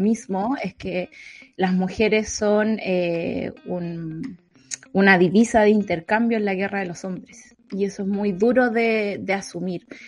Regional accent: Santa Cruz, O'Higgins, Chile; mi pueblo

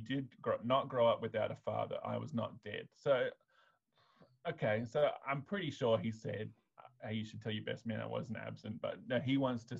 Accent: Australia; I'm white Australian

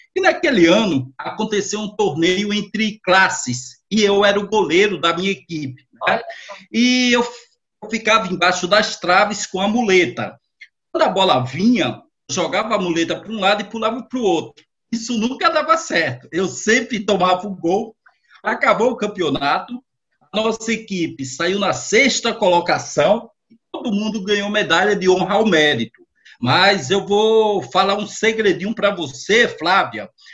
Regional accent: Natal, Rio Grande do Norte, Brazil; sou lá de Natal, no Rio Grande do Norte, com muito orgulho, né? até a semana passada foi Dia do Nordestino, é dia 8 de outubro, e eu tenho essa maior alegria e satisfação. E aí nasci naquela cidade

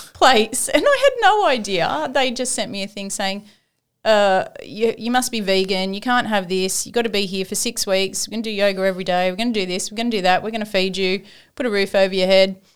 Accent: Sydney, New South Wales, Australia; moved away as an adult; also born or lived in Gosford / Granville; now in Port Macquarie, Australia; I ain't living in Port Macquarie. I'm from Sydney.

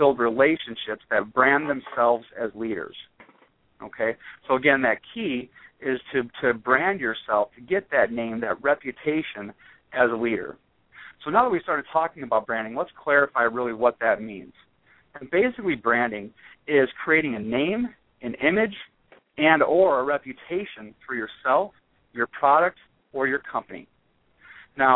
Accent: right outside of Chicago, northwest Indiana, United States; I grew up right outside of Chicago in northwest Indiana.

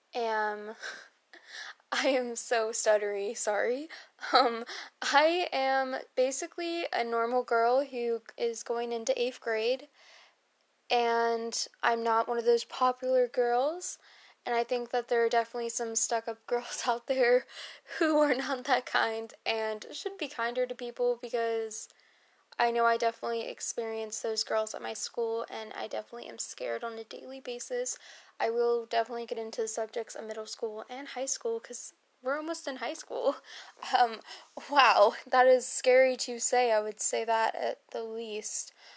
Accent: Maryland, United States; I am born and raised in Maryland.

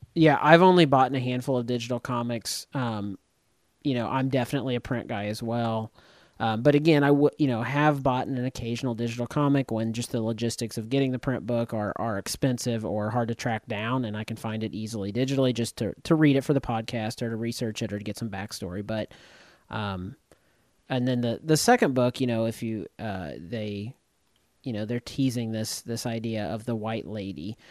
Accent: rural Northeast Missouri, United States; my hometown in, in rural Northeast Missouri, very rural Northeast Missouri

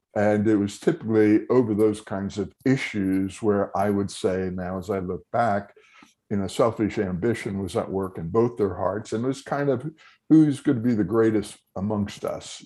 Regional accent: Telford, Pennsylvania, United States; I was born and raised in Telford

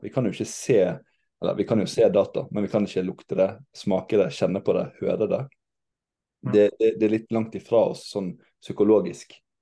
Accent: Western Norway, Norway; jeg som vestlending

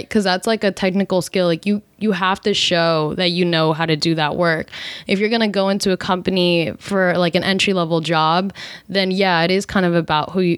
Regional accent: East Coast, United States; now in California, United States; we're both from the East Coast living in California

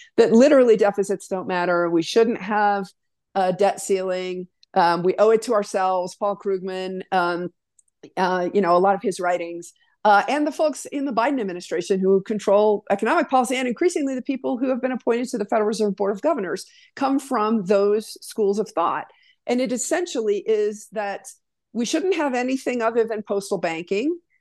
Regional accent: Wyoming, United States; moved away as an adult; Born and raised in Wyoming

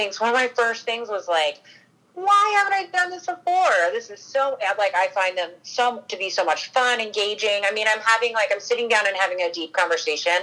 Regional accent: Northern Virginia, United States; I grew up in Northern Virginia

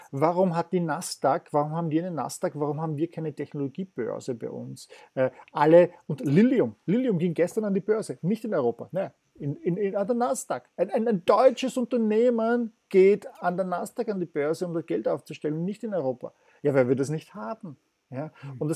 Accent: Vienna, Austria; Ich bin Wiener, ich lerne halt das.

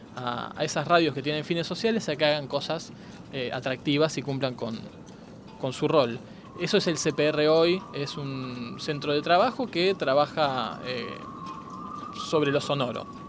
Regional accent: Argentina

